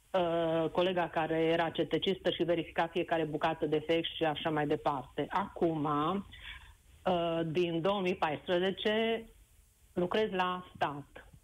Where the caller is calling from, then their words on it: Oradea, Bihor County, Romania; Vă sunt din Oradea și în legătură cu subiectul dumneavoastră care uh, îl dezbateți astăzi, pot să vă spun uh, și varianta și ce am pățit-o eu.